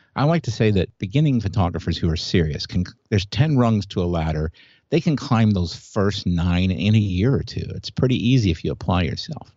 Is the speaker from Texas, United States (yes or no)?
no; Indianapolis, Indiana, United States; I grew up in Indianapolis, where the Indianapolis five hundred was